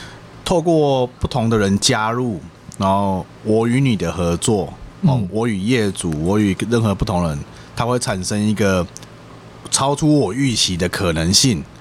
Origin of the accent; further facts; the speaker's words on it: Taichung, Taiwan; 我也是台中。